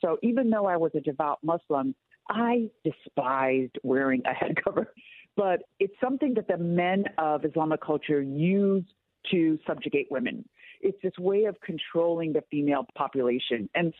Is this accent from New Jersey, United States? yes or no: no; Southern California, United States; I grew up in Southern California.